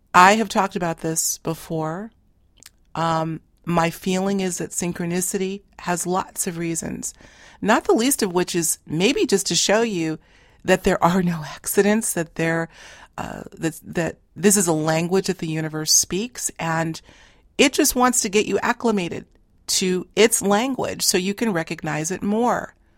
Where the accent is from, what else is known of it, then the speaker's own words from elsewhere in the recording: Boston, Massachusetts, United States; we grew up in Boston proper. Now, uh, we're both living in a neighboring suburb